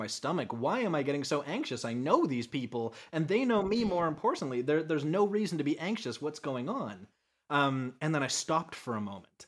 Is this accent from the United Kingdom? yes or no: no; Canada; moved away as an adult; now in United States; I am a Canadian that has just recently moved to America